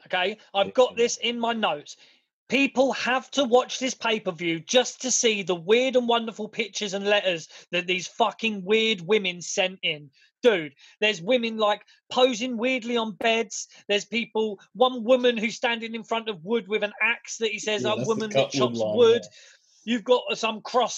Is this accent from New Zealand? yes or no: no; England, United Kingdom; We're British, mate. We're English.